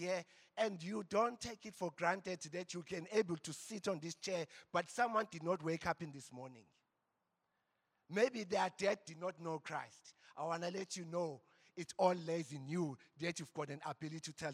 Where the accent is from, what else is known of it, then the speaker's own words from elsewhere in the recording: Embo, KwaZulu-Natal, South Africa; I come from Embo. The valley of Embo